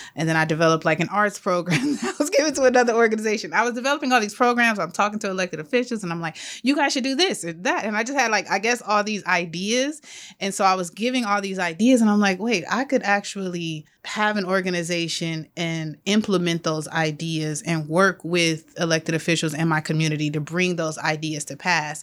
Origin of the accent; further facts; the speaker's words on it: Los Angeles, California, United States; I grew up in South L A, born and raised.